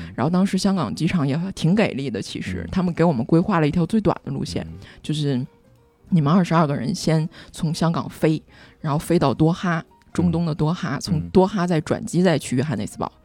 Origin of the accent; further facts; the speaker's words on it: Northeast China, China; 我就是东北人的性格非常地实在